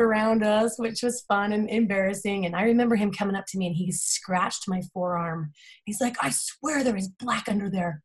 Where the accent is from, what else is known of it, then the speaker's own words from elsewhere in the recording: Salt Lake City, Utah, United States; I am from Salt Lake City, Utah. I went to Olympus High